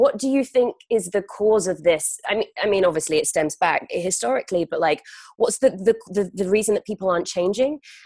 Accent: London, United Kingdom; moved away as an adult; now in California, United States; I was born and raised in England, which is very different, and London especially

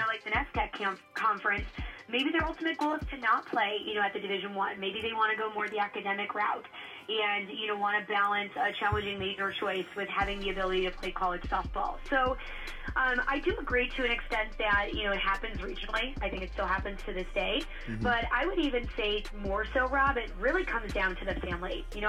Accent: Midwest, United States; I was born and raised in the Midwest.

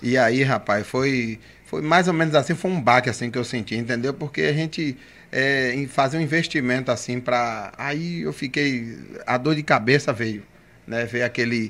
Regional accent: Camaçari, Bahia, Brazil; born or raised there; also born or lived in Dias d'Ávila

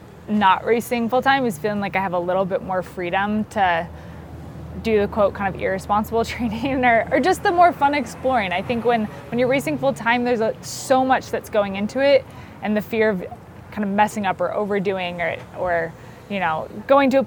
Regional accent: Bozeman, Montana, United States; moved away as an adult; also born or lived in Vermont; I grew up in Bozeman, Montana

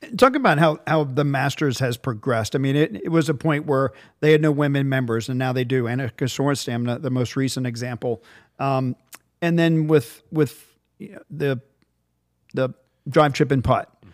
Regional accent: Virginia Beach, Virginia, United States; moved away; as a kid growing up in Virginia Beach, I grew up in Virginia

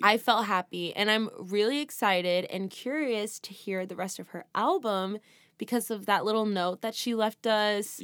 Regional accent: California, United States; We're from California

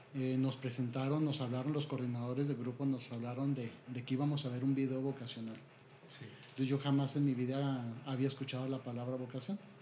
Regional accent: Chihuahua, Mexico; Soy originario de aquí, de Chihuahua.

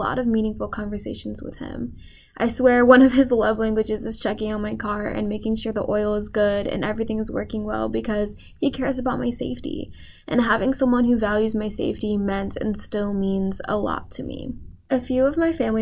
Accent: Tampa, Florida, United States; I grew up in Tampa, Florida

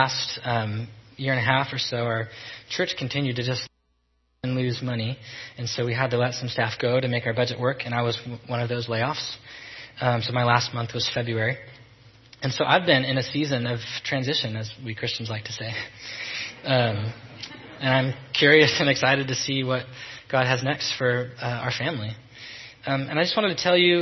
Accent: Salem, Oregon, United States; born and raised in Salem

